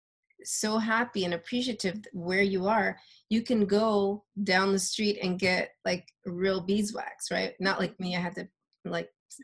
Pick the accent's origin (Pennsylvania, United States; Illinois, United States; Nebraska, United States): Illinois, United States; Chicago; moved away; I'm from Chicago